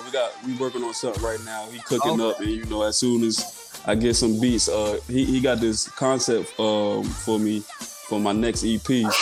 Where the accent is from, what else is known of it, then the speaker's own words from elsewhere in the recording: Philadelphia, Pennsylvania, United States; Yeah, just growing up in North Philly, I used to travel a lot, back down south.